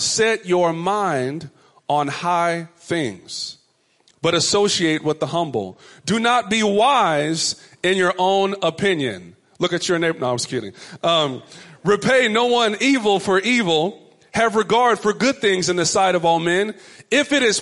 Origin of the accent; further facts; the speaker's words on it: Richardson, Texas, United States; my mother's home growing up in Richardson, Texas